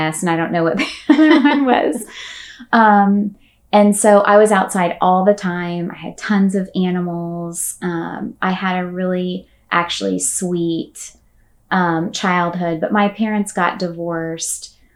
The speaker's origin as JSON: {"language": "English", "town": "Ocala", "region": "Florida", "country": "United States", "tie": "born or raised there", "moved": "as an adult", "lives_now": "Orlando, United States", "said": "I grew up and was born and raised in Ocala, Florida"}